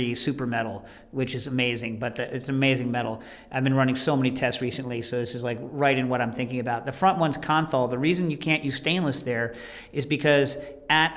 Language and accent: English; New York City, New York, United States; also born or lived in Morningside Heights, New York; we're from the Lower East Side